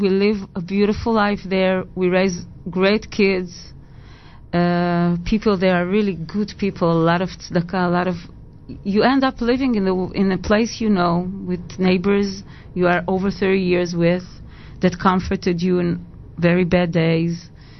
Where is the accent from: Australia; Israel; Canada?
Israel; Petah Tikva, Central District; English is a second language; Petah Tikva.